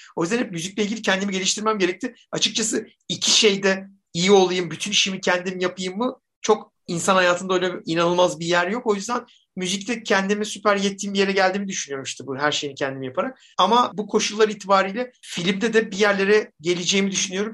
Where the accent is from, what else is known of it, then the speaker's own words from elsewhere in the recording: Zonguldak, Turkey; Taşra'da büyüdüm Zonguldak'ta.